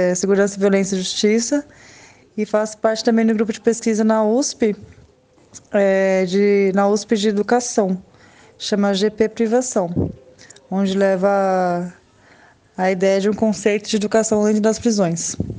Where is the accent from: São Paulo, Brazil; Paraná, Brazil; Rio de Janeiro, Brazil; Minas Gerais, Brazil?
São Paulo, Brazil; aqui do meu bairro mesmo, na rua da, da minha casa, onde eu nasci e cresci, na Zona Leste